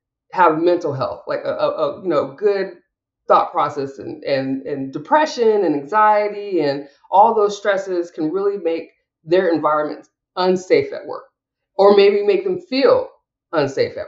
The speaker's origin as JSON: {"language": "English", "region": "Washington", "country": "United States", "said": "I'm from Washington State"}